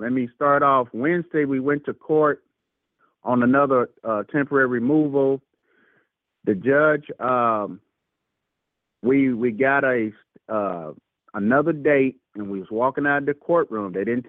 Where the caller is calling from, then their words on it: Louisville, Kentucky, United States; Okay, we're returning from Louisville from last week call. Louisville, Kentucky.